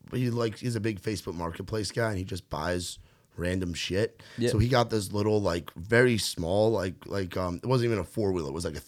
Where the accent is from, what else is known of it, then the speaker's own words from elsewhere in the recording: New York, United States; I'm from New York, so we don't have that. we don't have, I'm from like the suburbs of the city